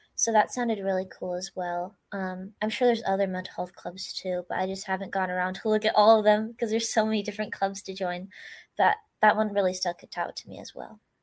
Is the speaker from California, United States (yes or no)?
yes; California, United States; now in Sherwood, Oregon, United States; I actually grew up in California, but I moved to Oregon